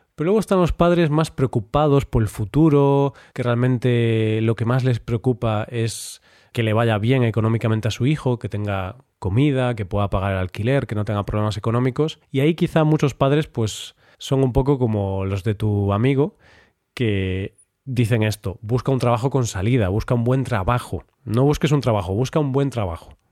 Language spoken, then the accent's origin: Spanish; Galicia, Spain; Yo ya sabes que soy gallego